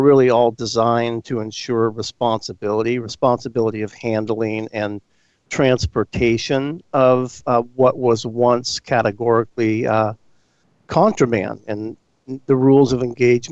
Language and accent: English; San Mateo, California, United States; State Senator Jerry Hill from San Mateo, my hometown